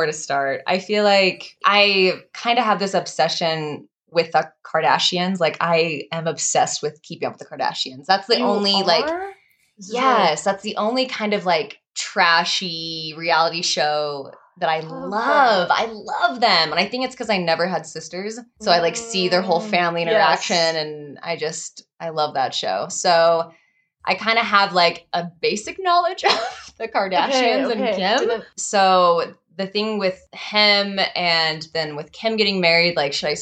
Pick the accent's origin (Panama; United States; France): United States; Utah; moved away as an adult; also born or lived in Spain / Mexico; So I am from Utah. Where we currently are right now, me and Lauren